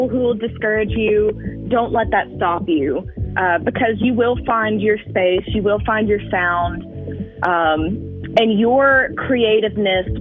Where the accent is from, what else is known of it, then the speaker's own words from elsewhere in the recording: Alberta, Alabama, United States; moved away as an adult; now in Florence, United States; I am from Alberta, Alabama. It's close to Gulf Shores, but I've been in Florence for almost 4 years now.